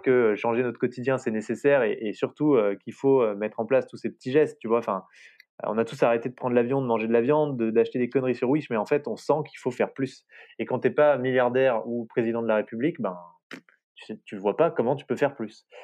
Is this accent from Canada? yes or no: no; France; chez nous, en France